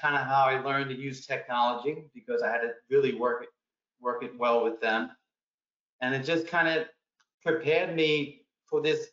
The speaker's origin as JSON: {"language": "English", "town": "New York City", "region": "New York", "country": "United States", "tie": "born or raised there", "said": "I was born and raised in Queens, New York"}